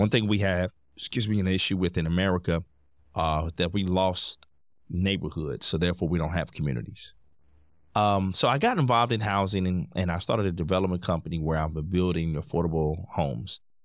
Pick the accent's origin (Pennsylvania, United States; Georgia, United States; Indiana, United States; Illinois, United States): Indiana, United States; Indianapolis; I'm born and raised in Indianapolis, Indiana